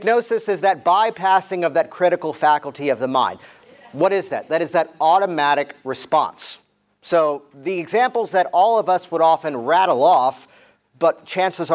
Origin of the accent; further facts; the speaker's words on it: Virginia Beach, Virginia, United States; I grew up around Virginia Beach, Virginia